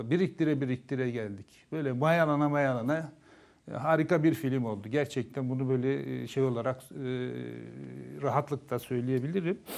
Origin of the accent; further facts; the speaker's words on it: Susuz, Kars Province, Turkey; Ben Karslıyım. Kars'ın Susuz ilçesinde. E, bizim yaşadığımız e, kasabada bir e, köy, enstitü vardı. Adı Cilavuz Köy Enstitüsü'ydü.